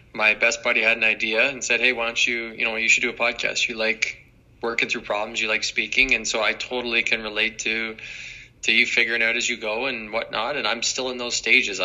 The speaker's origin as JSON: {"language": "English", "area": "near Brampton", "region": "Ontario", "country": "Canada", "tie": "born or raised there", "said": "my hometown wasn't far from Brampton"}